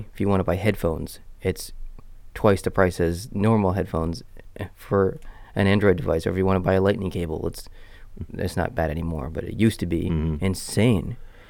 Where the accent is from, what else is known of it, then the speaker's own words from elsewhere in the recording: Miramichi, New Brunswick, Canada; Yeah, we're from the Miramichi, I guess you'd say. So